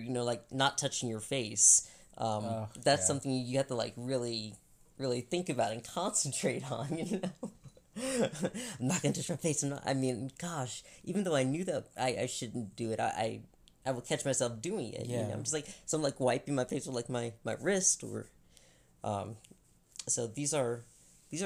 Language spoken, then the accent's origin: English; Albany, Georgia, United States; moved away; where I was born, my hometown, Albany, Georgia